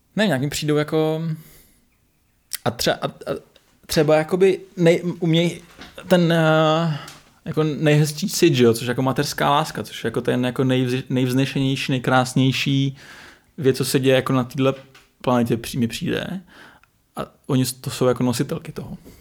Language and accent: Czech; Jihlava, Vysočina Region, Czechia; My jsme z Jihlavy, eh, nebo od Jihlavy kousek